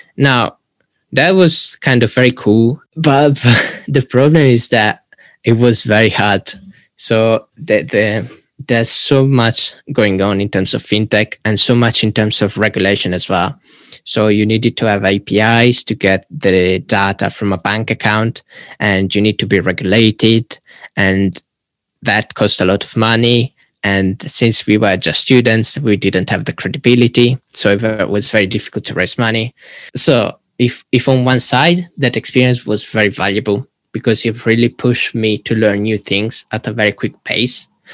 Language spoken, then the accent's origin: English; Italy; moved away as an adult; now in Warwick, United Kingdom; I'm originally from Italy and then currently finishing my degree in digital innovation and entrepreneurship at Warwick